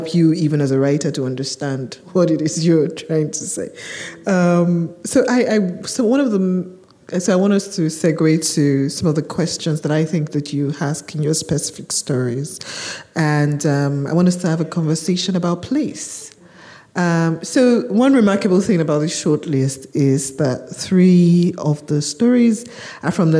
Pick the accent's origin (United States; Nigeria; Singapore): Nigeria; I'm Nigerian